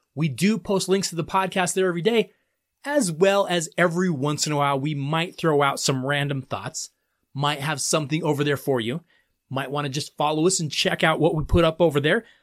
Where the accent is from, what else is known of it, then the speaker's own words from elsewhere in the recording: Colorado, United States; my home state of Colorado